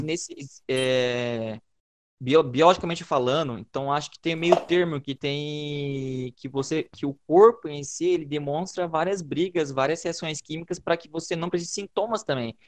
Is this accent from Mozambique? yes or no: no; Brazil; nós brasileiros